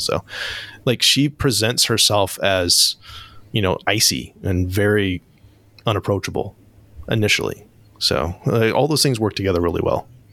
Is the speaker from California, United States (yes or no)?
yes; Northern California, United States; I'm from Northern California